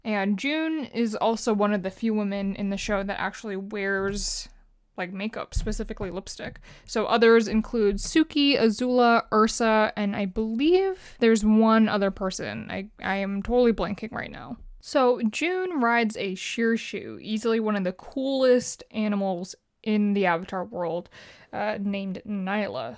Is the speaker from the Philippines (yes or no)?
yes; Philippines; I'm Filipino.